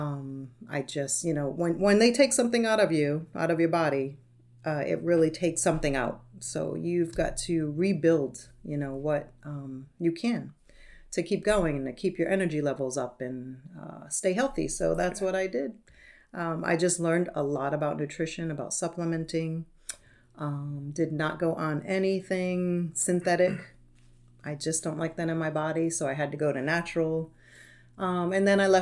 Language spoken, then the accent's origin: English; Rhode Island, United States; moved away as an adult; now in Florida, United States; from Rhode Island, and they do not, where I'm from, they don't know anything about nutrition